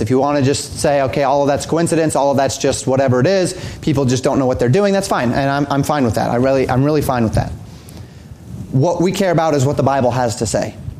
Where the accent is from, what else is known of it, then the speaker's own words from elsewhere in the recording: Colorado, United States; I grew up in Colorado